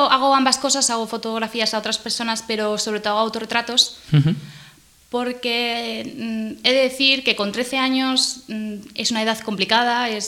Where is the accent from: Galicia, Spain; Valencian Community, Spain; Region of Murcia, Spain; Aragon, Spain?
Galicia, Spain; Pontevedra; also born or lived in Cádiz / Canarias / Cartagena / Madrid; es muy difícil decir dónde me he criado porque yo soy de Pontevedra, de, Galicia. Lo que pasa es que me, he mudado toda mi vida. He estado en, Cádiz, en Canarias, en Cartagena, en Madrid, en Bélgica, en, Galicia en muchos sitios